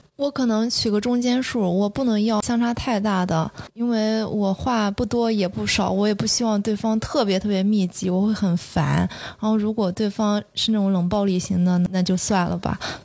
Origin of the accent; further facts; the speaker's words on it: Shandong, China; 我是个山东人，比较实在